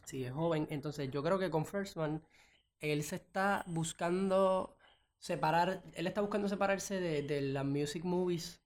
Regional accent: Puerto Rico; en mi país, en Puerto Rico

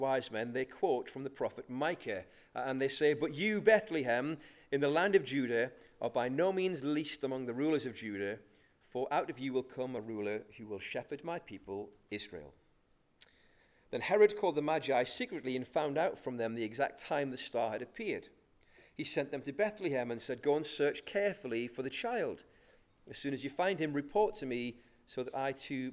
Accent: North Shields, North East England, United Kingdom; I'm from North Shields, so I say magi

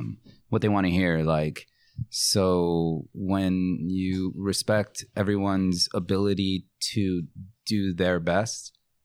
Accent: Norwalk, California, United States; also born or lived in Bogota, Colombia / Long Beach, California / Fullerton, California; I grew up in Norwalk, but okay. I was born in Colombia, in Bogota.

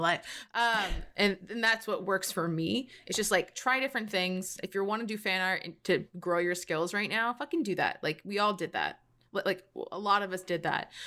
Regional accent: United States; accent: American; As an American, I'm just like, it's American accent

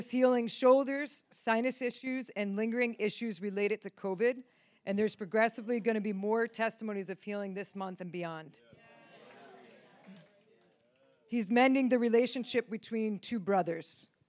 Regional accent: New York, United States; Came from Reading with Steve, but originally from New York, upstate New York.

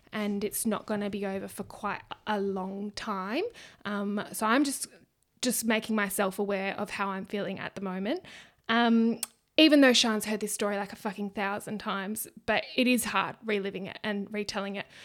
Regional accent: Australia; accent: ocker; Ocker, like I'm Aussie.

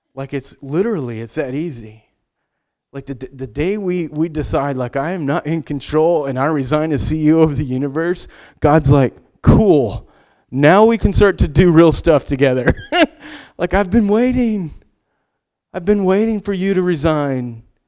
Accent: United States; we are Western American, independent.

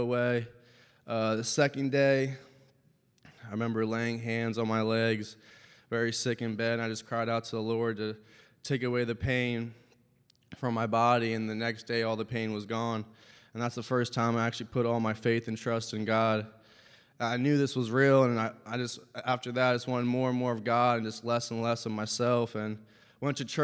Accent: Lancaster County, Pennsylvania, United States; I grew up in Lancaster County, Pennsylvania, a family of 5

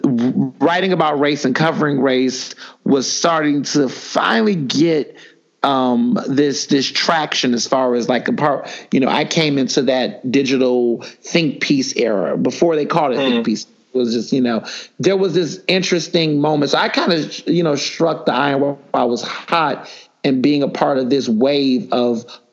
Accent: Houston, Texas, United States; moved away as an adult; also born or lived in Chicago / Philadelphia; I was born in Chicago. Grew up in Houston, Texas most of my life

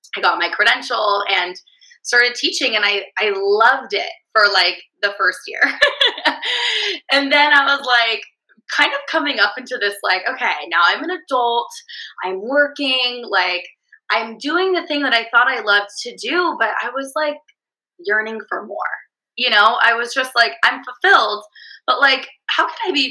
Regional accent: California, United States; accent: California accent; valley girl; my California accent

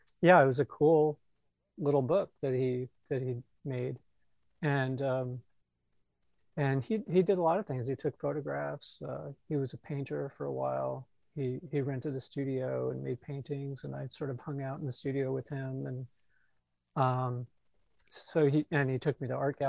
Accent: San Jose, California, United States; also born or lived in Iowa City, Iowa / Mountain View, California; now in Washington DC, United States; I grew up in the San Jose area

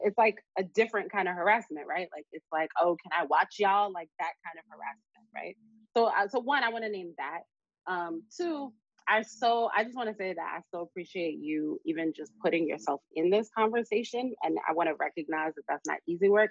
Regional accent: New York City, New York, United States; we're from Brooklyn. People wild out off of nothing

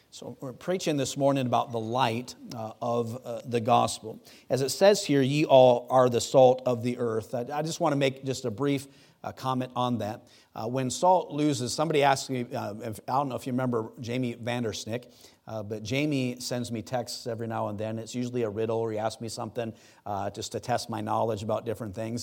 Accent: Wisconsin, United States; I grew up in Wisconsin on Lake Superior

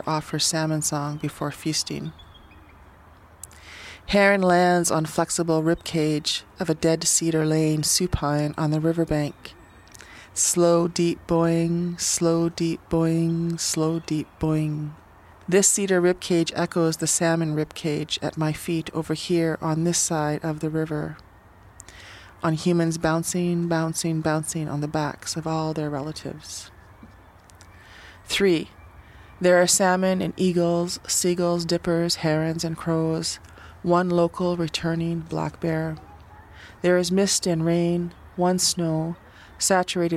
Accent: Sault Ste. Marie, Ontario, Canada; also born or lived in Lac Seul First Nation; now in Victoria, Canada; I'm from Sault Ste. Marie, Ontario, and Lac-Seul First Nation

